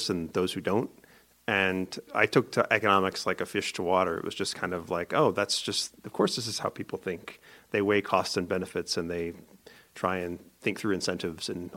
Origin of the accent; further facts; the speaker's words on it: Grants Pass, Oregon, United States; I grew up in Grants Pass, Oregon